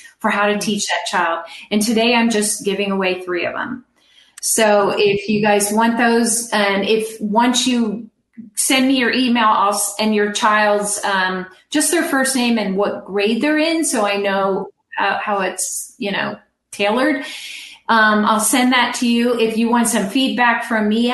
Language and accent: English; California, United States; I'm from California.